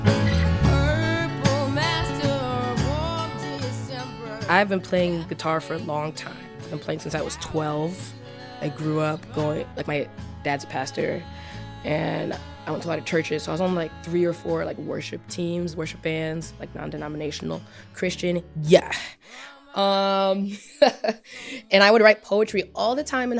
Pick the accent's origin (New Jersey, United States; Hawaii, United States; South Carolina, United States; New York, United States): New York, United States; moved away as an adult; also born or lived in Evanston, Illinois; now in Chicago, United States; My family's from New York